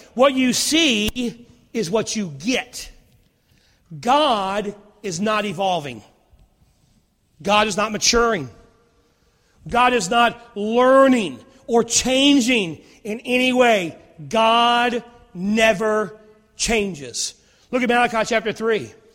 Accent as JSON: {"language": "English", "town": "Rustburg", "region": "Virginia", "country": "United States", "tie": "born or raised there", "said": "I grew up in Rustburg, and I remember when I was a kid, we had one stoplight"}